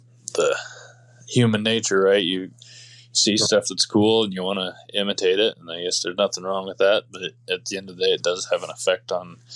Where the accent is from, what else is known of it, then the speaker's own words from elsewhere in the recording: Iowa, United States; I'm obviously born and raised in Iowa